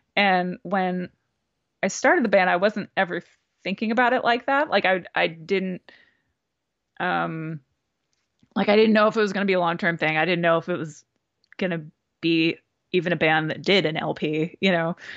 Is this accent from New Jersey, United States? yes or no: yes; New Jersey, United States; moved away as an adult; also born or lived in Brooklyn / Philadelphia; now in Los Angeles, United States; growing up in New Jersey